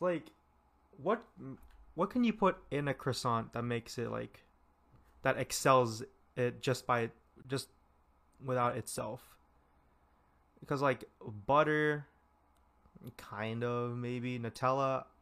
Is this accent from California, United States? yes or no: yes; California, United States; I'm from California